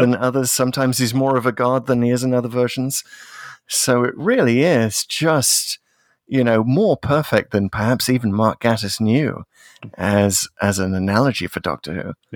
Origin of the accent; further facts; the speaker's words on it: United Kingdom; also born or lived in near Hadrian's Wall; as a Brit